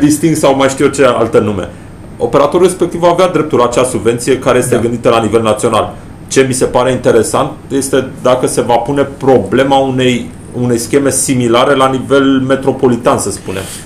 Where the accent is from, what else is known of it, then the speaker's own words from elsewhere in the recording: Brașov, Brașov County, Romania; am copilărit pe Codul mi am făcut școala generală 24, am traversat Aurel Vlai cu zilnic în anii 90, 91, 92, 93, 94